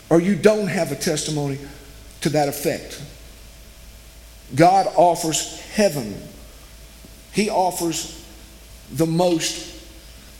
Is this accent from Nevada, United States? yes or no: no; West Monroe, Louisiana, United States; born or raised there